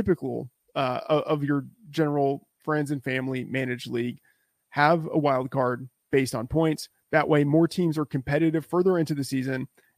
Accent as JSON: {"language": "English", "region": "Texas", "country": "United States", "tie": "born or raised there", "said": "I grew up in Texas, so I had a lot of it growing up and in college."}